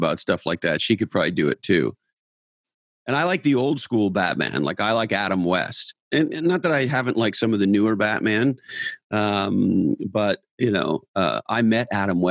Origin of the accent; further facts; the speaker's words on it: Montreal, Quebec, Canada; moved away; also born or lived in Tahoe / Santa Cruz; growing up in Montreal, Canada